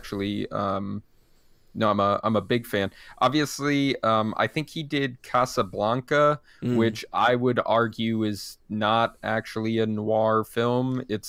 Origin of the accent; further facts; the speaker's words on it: Montreal, Quebec, Canada; I'm from Montreal, which is like a super cool thing going on.